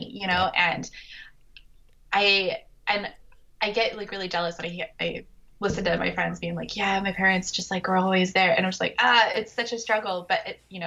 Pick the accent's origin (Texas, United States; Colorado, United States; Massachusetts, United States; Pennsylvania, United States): Colorado, United States; moved away; my mom lives in Colorado and I grew up in Colorado